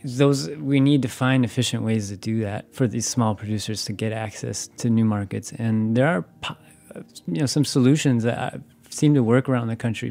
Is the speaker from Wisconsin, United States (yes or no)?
yes; Wisconsin, United States; I'm from Wisconsin.